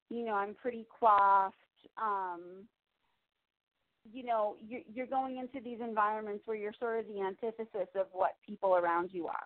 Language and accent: English; New York City, New York, United States; I'm from New York City